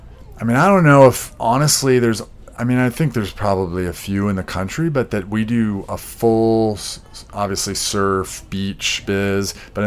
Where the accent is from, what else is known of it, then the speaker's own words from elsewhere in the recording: Big Sky, Montana, United States; also born or lived in San Diego; So I was born here in San Diego and went to school until I was 10, but my dad actually at the time was taking vacations up to Montana outside of Bozeman in a place called Big Sky